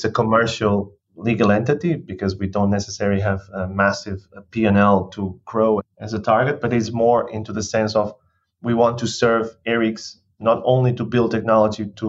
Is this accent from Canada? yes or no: no; Portugal; moved away; I was born in Portugal 35 years ago.